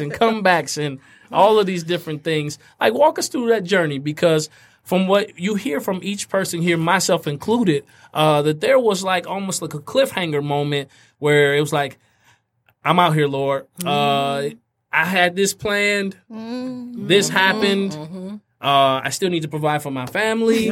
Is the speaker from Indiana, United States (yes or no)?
yes; Fort Wayne, Indiana, United States; those who I grew up with in Fort Wayne, Indiana